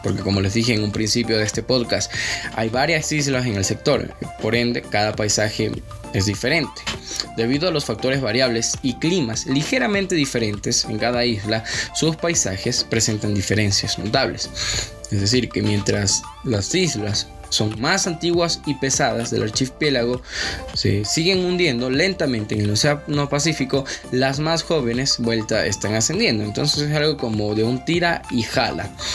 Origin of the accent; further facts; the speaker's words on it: Ecuador; uno como ecuatoriano